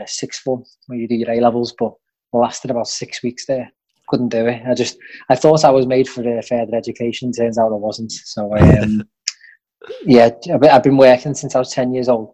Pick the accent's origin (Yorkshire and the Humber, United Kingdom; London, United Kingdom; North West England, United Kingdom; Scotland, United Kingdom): North West England, United Kingdom; West Kirby; about Merseyside, bounced around a bit, but yeah, the Wirral, and spent most of my adolescent life in West Kirby